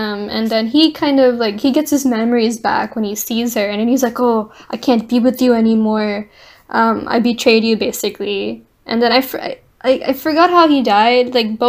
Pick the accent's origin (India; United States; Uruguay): India; I'm Indian